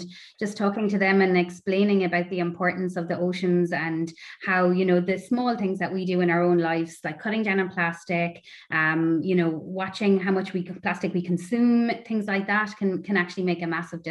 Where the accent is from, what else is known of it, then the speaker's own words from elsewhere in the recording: Tipperary, Munster, Ireland; I grew up in Tipperary, so not by the sea